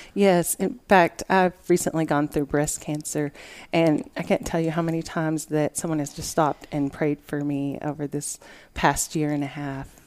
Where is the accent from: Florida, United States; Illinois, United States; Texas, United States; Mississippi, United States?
Texas, United States; Lubbock; I've lived in Lubbock all my life